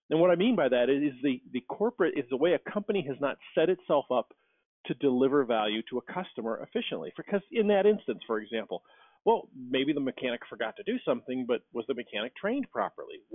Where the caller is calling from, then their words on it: Cleveland, Ohio, United States; I am in Cleveland, Ohio.